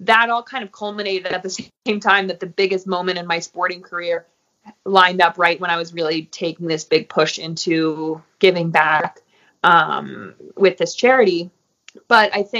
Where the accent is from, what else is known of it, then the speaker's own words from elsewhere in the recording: Crested Butte, Colorado, United States; pride for my hometown and my community, and a real sense of loyalty to my community and wanting to help here in Crested Butte